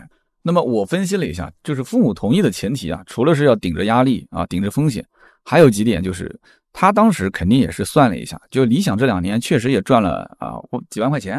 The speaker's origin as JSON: {"language": "Chinese", "town": "Shijiazhuang", "region": "Hebei", "country": "China", "said": "理想也是我们石家庄人"}